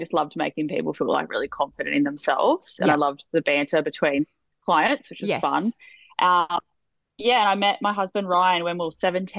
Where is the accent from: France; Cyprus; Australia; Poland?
Australia; Sydney, New South Wales; Everyone thinks I'm either from, well, usually people think I'm from Queensland or Melbourne. I'm not sure why, but I'm like, no, I'm in the middle.